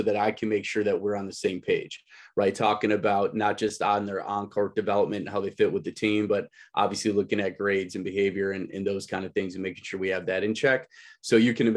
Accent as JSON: {"language": "English", "town": "Woodstock", "region": "Illinois", "country": "United States", "tie": "born or raised there", "lives_now": "Antioch, United States", "said": "I grew up in Woodstock"}